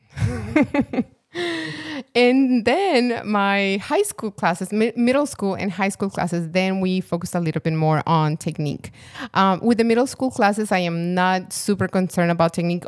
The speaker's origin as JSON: {"language": "English", "country": "Colombia", "moved": "yes", "said": "I'm from Colombia"}